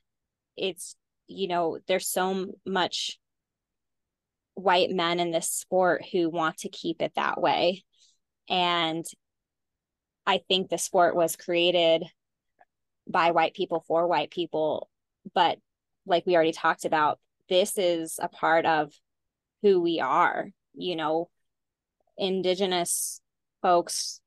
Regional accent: Texas, United States; I grew up in Texas

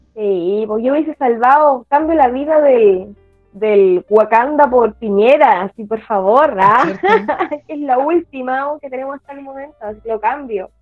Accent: Chile

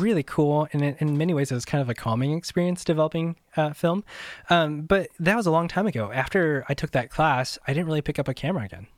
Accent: Midwest, United States; moved away as an adult; also born or lived in Southern California; I grew up in the Midwest, and I moved out to Southern California

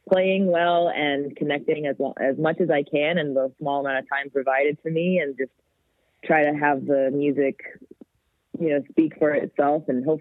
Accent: Canada; "Hi, we're …. We're from Canada,"

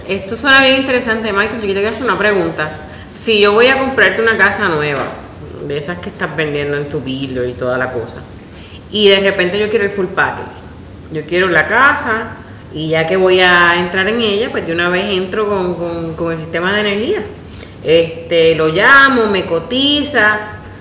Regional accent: Puerto Rico; moved away; yo vengo de Puerto Rico

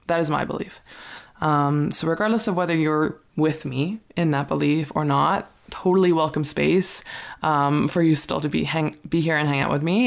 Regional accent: Ontario, Canada; moved away; also born or lived in Calgary, Alberta, Canada; I grew up in Ontario, Canada

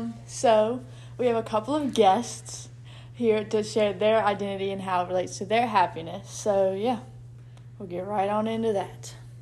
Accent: South Boston, Virginia, United States; I'm from South Boston, Virginia

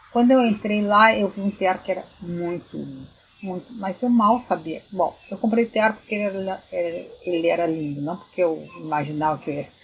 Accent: Rio Grande do Sul, Brazil; Porque eu sendo gaúcha e sendo criada

